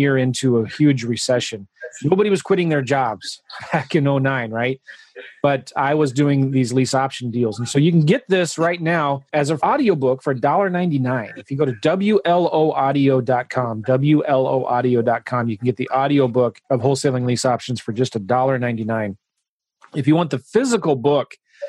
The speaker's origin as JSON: {"language": "English", "town": "St. Louis", "region": "Missouri", "country": "United States", "said": "I'm from St. Louis"}